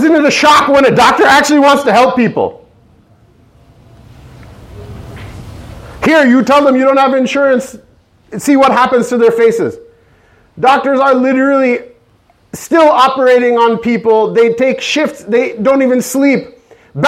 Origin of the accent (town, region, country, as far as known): United States